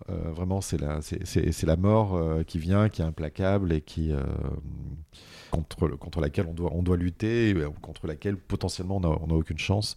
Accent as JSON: {"language": "French", "town": "Montpellier", "region": "Occitania", "country": "France", "said": "je suis Montpellierin, donc je viens du sud de la France"}